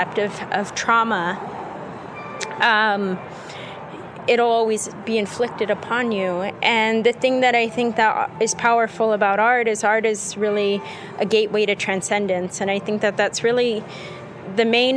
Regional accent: Albuquerque, New Mexico, United States; I'm from Albuquerque

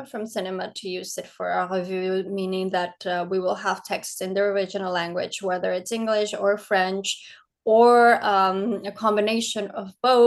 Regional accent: Ecuador; now in Paris, France; I'm from Ecuador and I've been living in Paris for almost 13 years now.

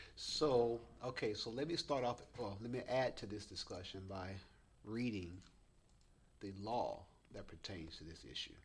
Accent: Alabama, United States; in my home state

